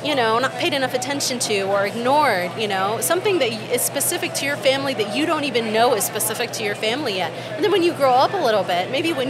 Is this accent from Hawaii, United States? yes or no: no; Moore, Oklahoma, United States; I grew up in Moore, Oklahoma